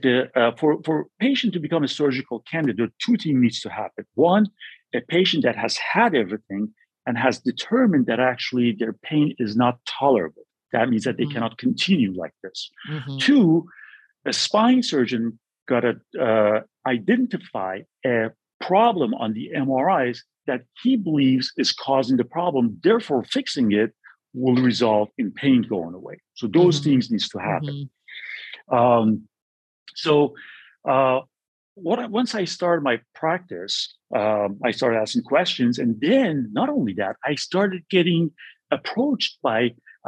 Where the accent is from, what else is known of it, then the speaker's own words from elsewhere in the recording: California, United States; moved away as an adult; also born or lived in New York City / Boston; I'm from California